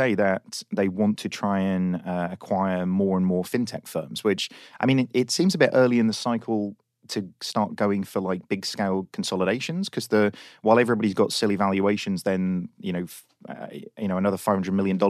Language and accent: English; United Kingdom; Look, we're British, okay?